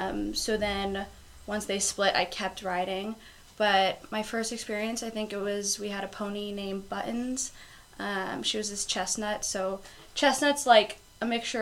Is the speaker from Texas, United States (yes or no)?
no; Quakertown, Pennsylvania, United States; moved away as an adult; now in Oklahoma, United States; So I'm a senior. I'm 22 years old. I'm from Quakertown, Pennsylvania. So it's about an hour outside of Philadelphia.